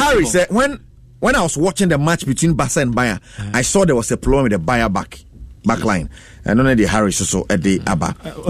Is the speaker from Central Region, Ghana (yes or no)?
no; Abokobi, Greater Accra, Ghana; from Abokobi.